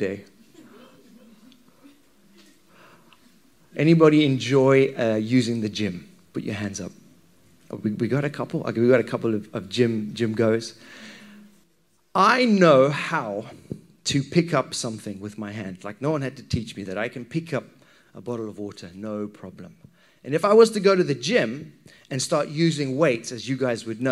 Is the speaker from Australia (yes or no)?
no; Zimbabwe; when I was a wee kid, growing up in Zimbabwe